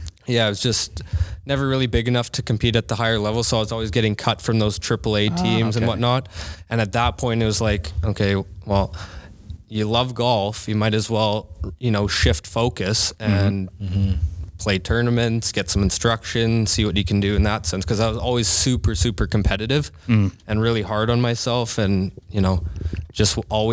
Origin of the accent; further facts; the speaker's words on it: Waverly Heights, Nova Scotia, Canada; We grew up in Waverly Heights, right across the street from Chancellor Elementary School.